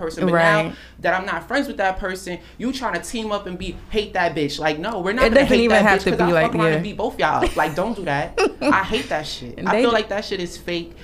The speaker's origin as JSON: {"language": "English", "country": "Jamaica", "said": "I'm Jamaican"}